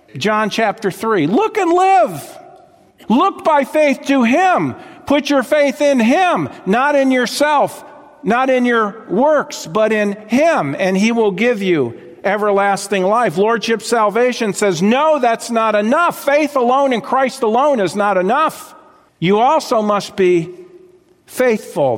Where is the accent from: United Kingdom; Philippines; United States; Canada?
United States; South Florida; I grew up in South Florida.